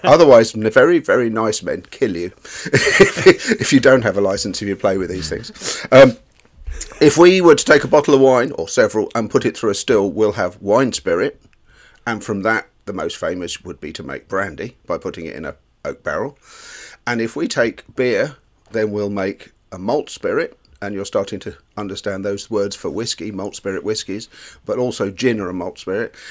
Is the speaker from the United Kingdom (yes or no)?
yes; England, United Kingdom; We are English